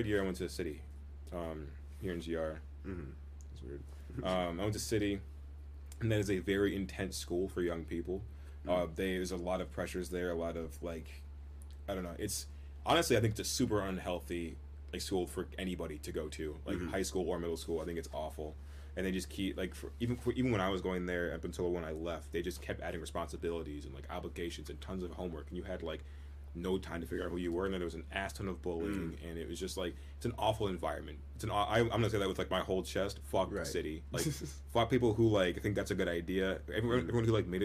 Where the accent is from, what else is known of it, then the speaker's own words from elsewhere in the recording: Grand Rapids, Michigan, United States; also born or lived in Zeeland, Michigan / Kentwood, Michigan; I grew up here in Grand Rapids, kind of the west side when I was in my younger years